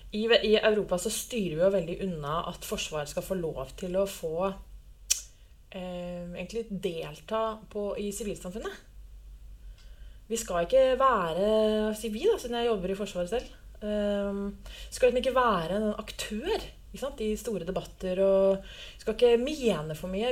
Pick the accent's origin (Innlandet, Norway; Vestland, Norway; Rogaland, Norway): Innlandet, Norway; Lillehammer; Jeg er født og oppvokst på Lillehammer.